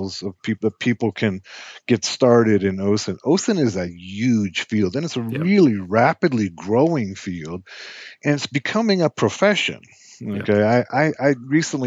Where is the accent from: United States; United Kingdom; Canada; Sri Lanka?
United States; I am an American